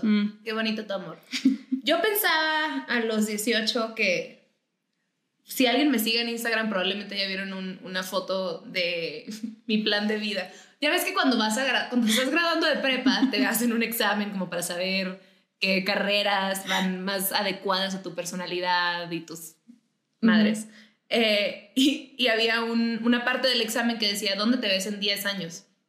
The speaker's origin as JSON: {"language": "Spanish", "town": "Mexicali", "region": "Baja California", "country": "Mexico", "tie": "born or raised there", "moved": "as an adult", "said": "yo soy de Mexicali. Eh, yo estuve en Mexicali hasta los 18 años, fue cuando salí"}